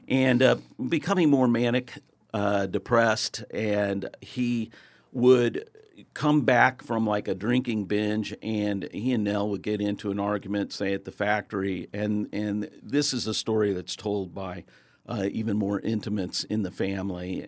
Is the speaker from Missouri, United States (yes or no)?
yes; Kansas City, Missouri, United States; I'm born and raised in Kansas City